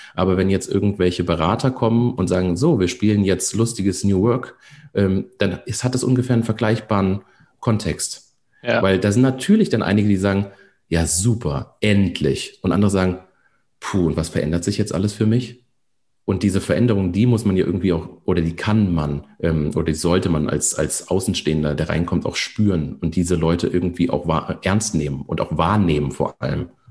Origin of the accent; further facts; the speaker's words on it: near Koblenz, Rhineland-Palatinate, Germany; Ich komme aus der Nähe von Koblenz, vom, am Rhein